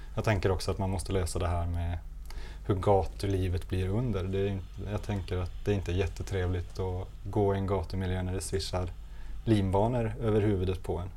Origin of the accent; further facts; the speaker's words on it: Gothenburg, Västra Götaland, Sweden; vi här i Göteborg